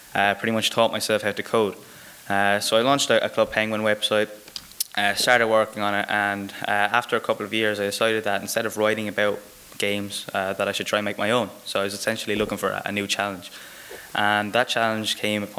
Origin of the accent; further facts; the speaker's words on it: Waterford, Munster, Ireland; I'm from Ireland, I'm from a really small town in the south called Waterford